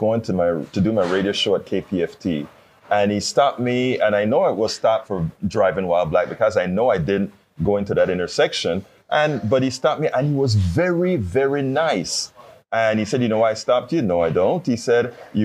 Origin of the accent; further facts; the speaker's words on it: Panama; moved away; I'm from Panama.